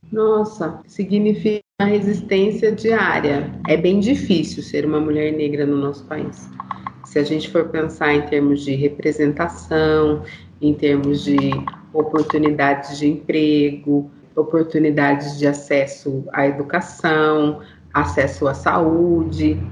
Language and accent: Portuguese; São Paulo, Brazil; moved away as an adult; also born or lived in Salvador; now in Sorocaba, Brazil; porque eu sou daqui de São Paulo, me mudei para Salvador